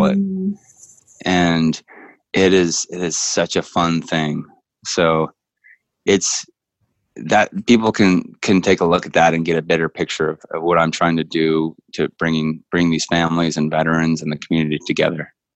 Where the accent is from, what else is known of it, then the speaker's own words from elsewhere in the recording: Northern California, United States; we're both from Northern California